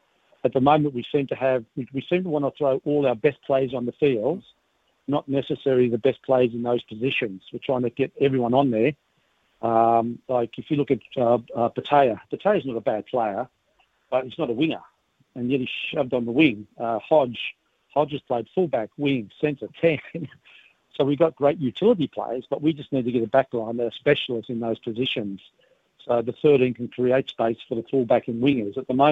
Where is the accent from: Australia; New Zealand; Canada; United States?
Australia; I'm an Australian.